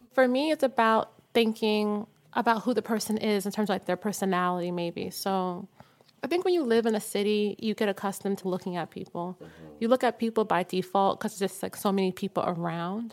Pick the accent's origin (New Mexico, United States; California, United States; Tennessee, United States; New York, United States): New York, United States; growing up in New York and then growing up in Harlem